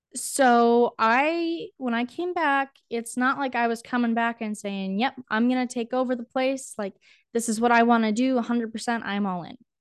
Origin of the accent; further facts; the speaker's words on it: North Dakota, United States; also born or lived in Lincoln, Nebraska; I grew up in North Dakota, born and raised